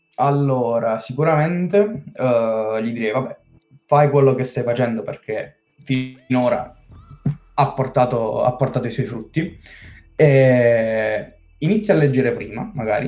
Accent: Senise, Basilicata, Italy; Sono della Basilicata di Senise, questo piccolo paesino di settemila e cinque abitanti

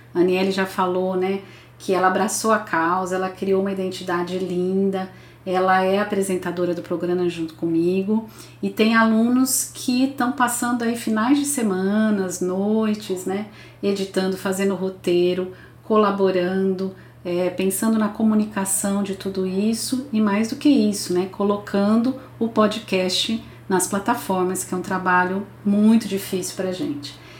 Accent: Brazil; como brasileira, como cidadã

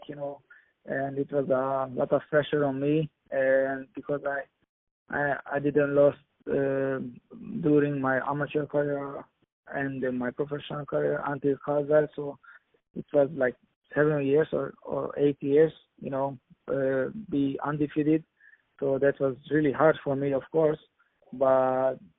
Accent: Hungary; I am from Hungary, and the country is behind me

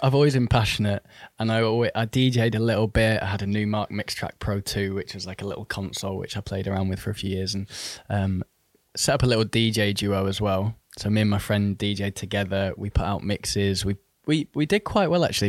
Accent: Manchester, North West England, United Kingdom; moved away as an adult; also born or lived in Oxford; now in London, United Kingdom; I was actually born in Oxford. Um, and then in the year two thousand, so when I was about ten, I moved to Manchester or the Northwest.

